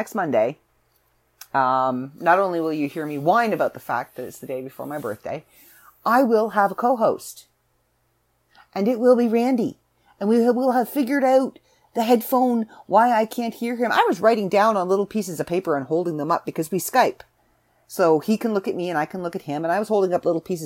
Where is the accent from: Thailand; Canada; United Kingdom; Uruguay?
Canada; also born or lived in Southern Ontario; I'm Canadian